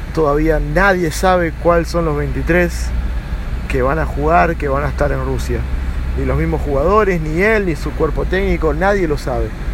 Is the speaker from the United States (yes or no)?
yes; Miami, Florida, United States; also born or lived in Argentina; nací en Argentina, pero me crié en Miami